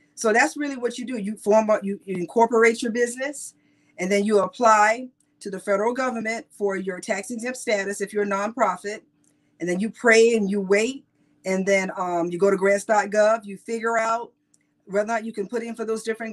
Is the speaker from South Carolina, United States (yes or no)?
yes; South Carolina, United States; I'm from South Carolina, so I'm country to the bone